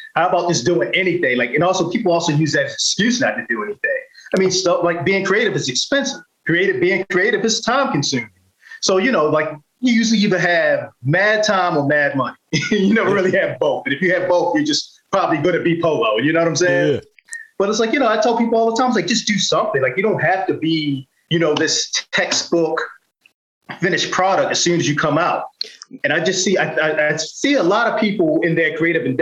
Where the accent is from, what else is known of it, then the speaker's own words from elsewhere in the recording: Baltimore, Maryland, United States; moved away as an adult; also born or lived in New York / Los Angeles; I am a Baltimore. I mean, you know, like I said, I live these other places, but, you know, as soon as somebody wants to say something about Baltimore, I'm like, oh, I'm from Baltimore